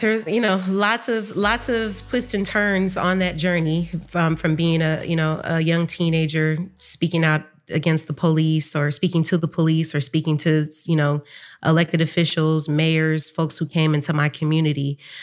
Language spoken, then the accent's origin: English; San Francisco, California, United States; I grew up in Bayview Hunters Point in San Francisco